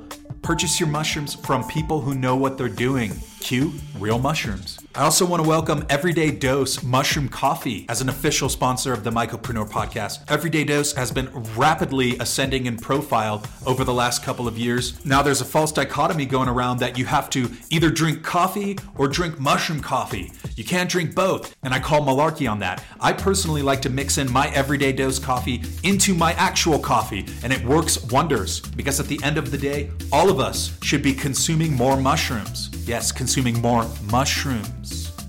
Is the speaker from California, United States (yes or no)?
yes; California, United States; especially as a Californian who has no idea how to drive in the snow.